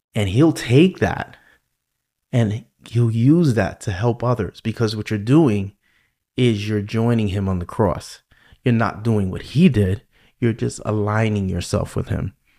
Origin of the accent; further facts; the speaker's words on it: New York, United States; accent: New York; my New York accent